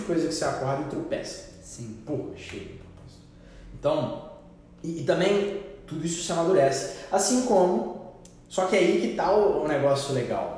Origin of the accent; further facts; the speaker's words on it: Minas Gerais, Brazil; a gente é mineiro